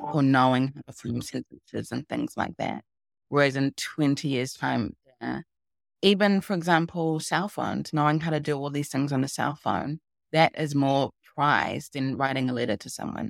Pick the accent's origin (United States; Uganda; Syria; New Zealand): New Zealand; moved away; 'cause I am from New Zealand. I used to live in New Zealand.